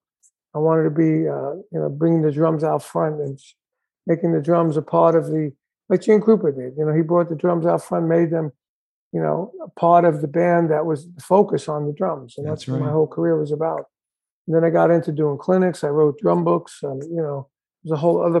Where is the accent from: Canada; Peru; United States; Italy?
United States; New York; I'm from New York